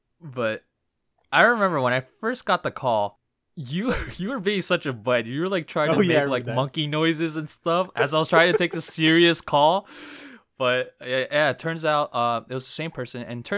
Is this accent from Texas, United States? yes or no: no; New Jersey, United States; also born or lived in Brooklyn, New York, United States; I was raised in New Jersey.